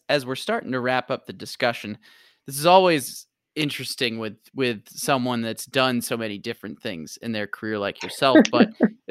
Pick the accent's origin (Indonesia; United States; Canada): United States; St. Louis, Missouri; moved away; I'm from the Midwest originally, grew up in St. Louis